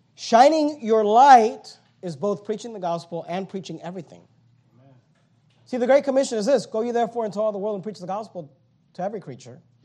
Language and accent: English; United States; American Christians